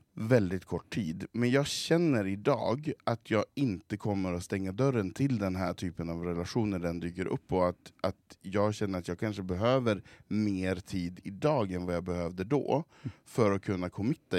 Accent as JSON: {"language": "Swedish", "town": "Svedjan", "country": "Sweden", "said": "hemma i Svedjan"}